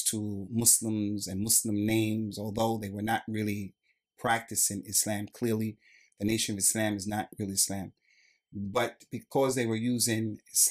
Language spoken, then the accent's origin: English; New Jersey, United States; I'm actually from New Jersey on the East Coast